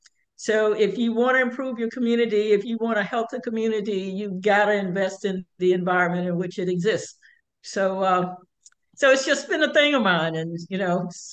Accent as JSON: {"language": "English", "town": "Tuskegee", "region": "Alabama", "country": "United States", "tie": "born or raised there", "moved": "yes", "lives_now": "Atlanta, United States", "said": "I grew up in Tuskegee, Alabama, outside, playing in the creek."}